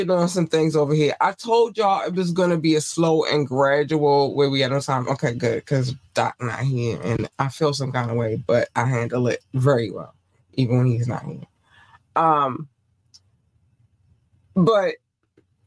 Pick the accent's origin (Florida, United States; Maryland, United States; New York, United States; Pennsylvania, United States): Maryland, United States; Baltimore; also born or lived in North Carolina; we are from Baltimore